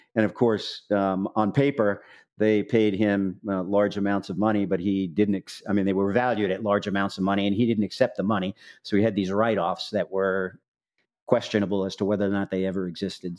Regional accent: New York City, New York, United States; also born or lived in Manhattan / Southern Illinois University; we're from Staten Island originally

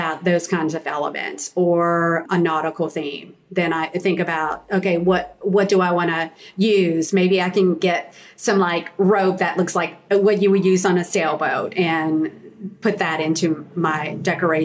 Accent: the South, United States; being a Southerner, a true Southern lady

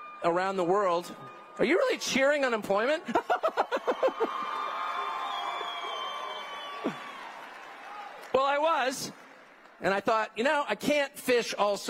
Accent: Southern California, United States; I grew up in Southern California

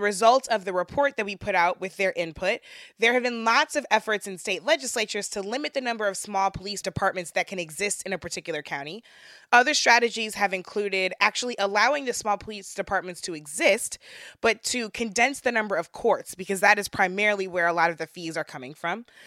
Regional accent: St. Louis, Missouri, United States; back to my hometown of Saint Louis

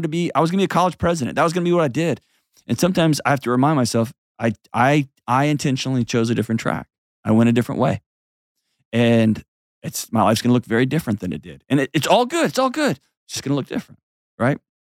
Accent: Houston, Texas, United States; moved away; my hometown, home of the Houston Astros

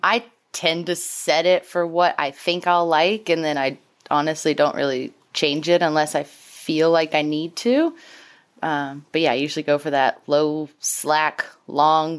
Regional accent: Louisiana, United States; moved away; I grew up in Louisiana, and that's right next to Arkansas

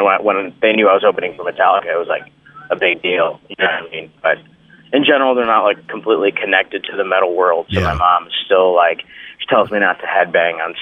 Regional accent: Michigan, United States; also born or lived in England; I grew up pretty much in Michigan, but I was born elsewhere.

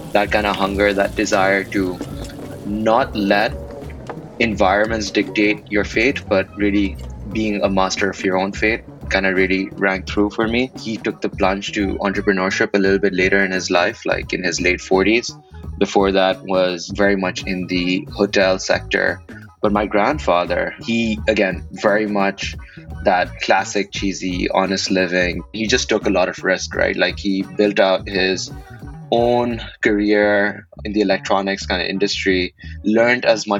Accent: Karachi, Sindh, Pakistan; You know, growing up in Karachi in Pakistan, 2011 is a year that I'll talk about it being a super weird year.

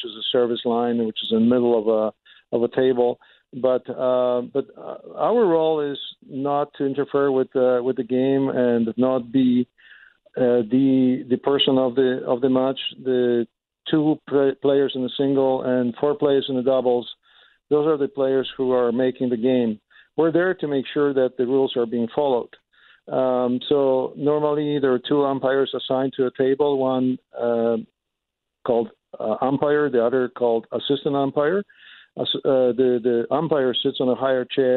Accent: Poland; moved away as an adult; also born or lived in Germany; now in Winnipeg, Canada; I'm originally from Poland

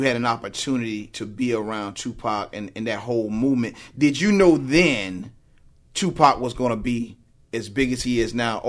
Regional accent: South Carolina, United States; No, it's crazy for me because, like I said, I grew up in South Carolina.

